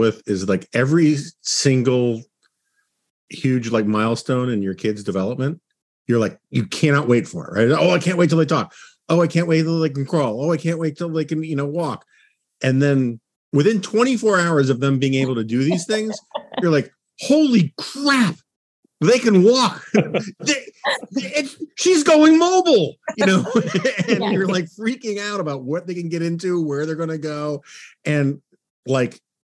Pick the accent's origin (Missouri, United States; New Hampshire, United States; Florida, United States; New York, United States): New York, United States; New York City; moved away; I grew up in New York City, so I didn't get a driver's license until I think I was 21.